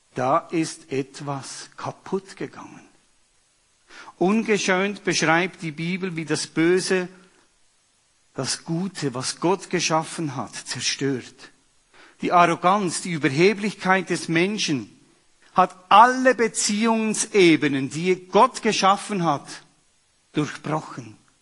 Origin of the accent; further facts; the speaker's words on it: Switzerland; bei uns in der Schweiz